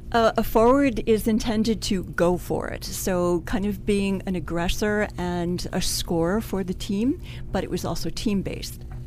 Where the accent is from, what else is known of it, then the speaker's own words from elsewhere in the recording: Cleveland, Ohio, United States; I'm originally from Cleveland, Ohio